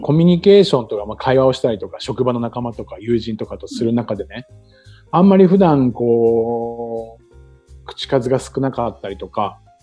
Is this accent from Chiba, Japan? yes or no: yes; Chiba, Japan; now in Okinawa, Japan; 僕の生まれ育った千葉